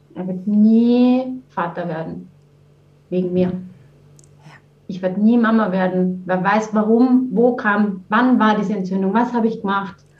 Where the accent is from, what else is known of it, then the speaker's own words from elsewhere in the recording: Vienna, Austria; moved away as an adult; now in Heimenkirch, Germany; Ich komme ursprünglich aus Wien, äh, bin in Wien geboren und aufgewachsen und bin dann über die Liebe nach Deutschland gekommen vor über 20 Jahren